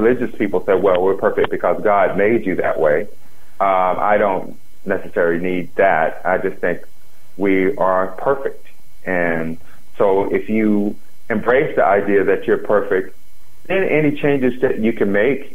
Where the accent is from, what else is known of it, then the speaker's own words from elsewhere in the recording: the South, United States; I'm from the South, I'm African American